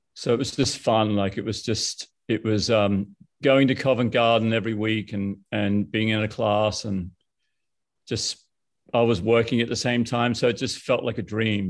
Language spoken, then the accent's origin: English; Brisbane, Queensland, Australia; moved away; I grew up in Brisbane.